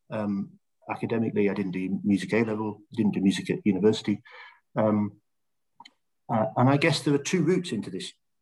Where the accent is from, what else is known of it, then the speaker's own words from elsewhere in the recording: Stanley, North East England, United Kingdom; also born or lived in Middlesbrough; I was born in Middlesbrough, and I grew up in a small town in northeast of England called Stanley